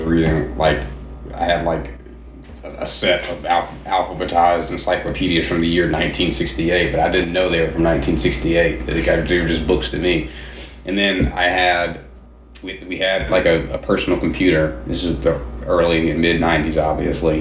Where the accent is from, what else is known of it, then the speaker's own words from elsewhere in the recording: Atlanta, Georgia, United States; now in Nashville, United States; I'm from Atlanta, Georgia originally